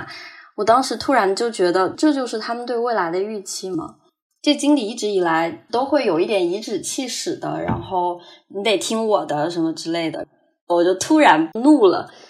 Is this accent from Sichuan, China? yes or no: no; Hangzhou, Zhejiang, China; moved away as an adult; also born or lived in United States; 我是杭州的，现在是二十五岁。我是从一九年年中的时候。去了美国，然后到现在大概有两年的时间